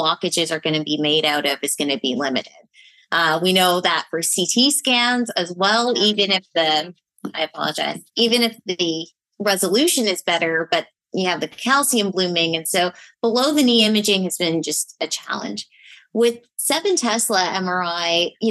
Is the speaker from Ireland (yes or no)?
no; Toronto, Ontario, Canada; moved away; I'm from Toronto, Canada. Miguel always makes fun of my accent.